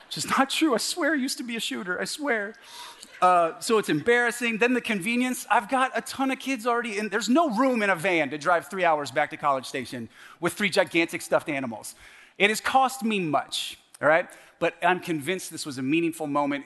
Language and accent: English; The Woodlands, Texas, United States; moved away as an adult; also born or lived in Canada / California / Washington State / Oregon; I was raised in the woodlands, Woodlands High School.